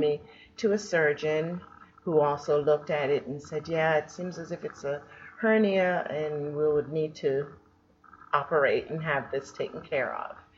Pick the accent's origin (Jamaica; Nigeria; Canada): Jamaica; moved away; I was born in Jamaica